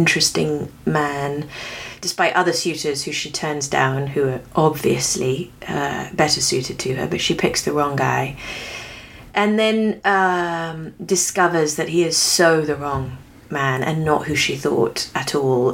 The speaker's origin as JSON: {"language": "English", "region": "England", "country": "United Kingdom", "moved": "as an adult", "lives_now": "United States", "said": "I have ended up being an English woman living in America and have now spent, you know, 17 years here, so I'm not quite even with it yet, because I came when I was 26"}